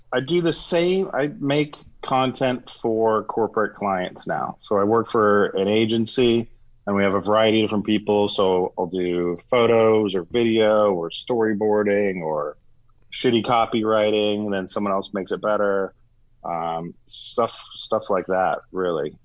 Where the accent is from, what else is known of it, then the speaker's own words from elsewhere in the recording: Florida, United States; moved away as an adult; also born or lived in Dubai; I grew up in Florida